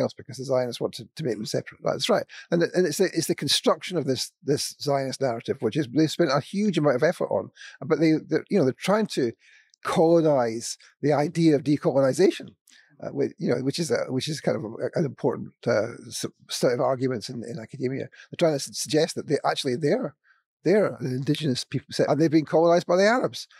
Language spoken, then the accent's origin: English; Scotland, United Kingdom; I'm from Scotland